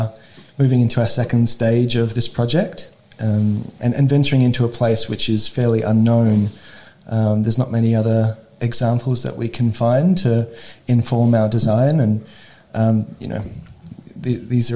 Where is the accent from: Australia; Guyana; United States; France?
Australia; Adelaide, South Australia; I grew up here in Adelaide, in the northern suburbs